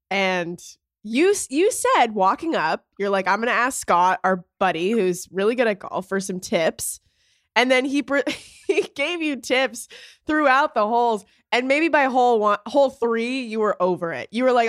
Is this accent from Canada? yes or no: yes; Canada; I am Canadian.